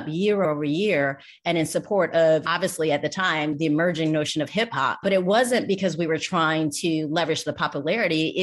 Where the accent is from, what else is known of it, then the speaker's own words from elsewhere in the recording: Atlanta, Georgia, United States; I'm originally from Atlanta, Georgia.